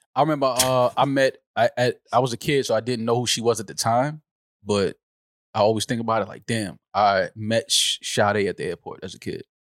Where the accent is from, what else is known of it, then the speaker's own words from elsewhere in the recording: New York, United States; being a New Yorker